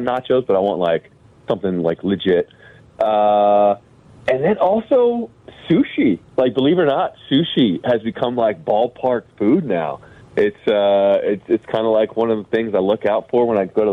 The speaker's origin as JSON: {"language": "English", "town": "New York City", "region": "New York", "country": "United States", "tie": "born or raised there", "moved": "as an adult", "lives_now": "Chicago, United States", "said": "I was born and raised in New York City"}